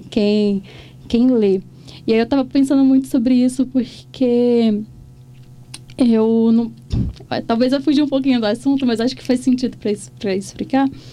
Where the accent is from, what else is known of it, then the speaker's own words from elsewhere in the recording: Cachoeira do Brumado, Minas Gerais, Brazil; meu pertencimento àquele ao distrito de Cachoeira do Brumado